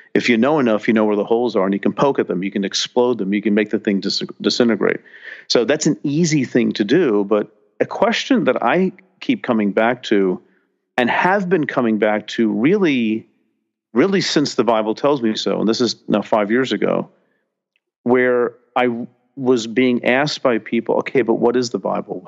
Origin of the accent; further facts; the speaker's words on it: New Jersey, United States; growing up in New Jersey